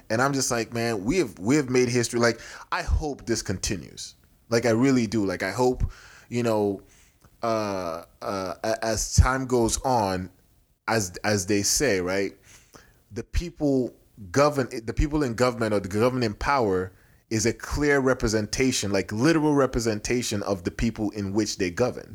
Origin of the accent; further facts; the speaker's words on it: Nigeria; also born or lived in Houston, Texas / Nebraska; now in United States; it's my home country